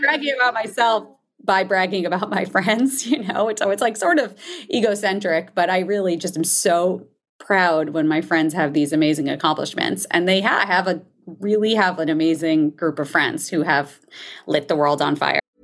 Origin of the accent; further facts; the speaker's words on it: New Jersey, United States; I grew up in New Jersey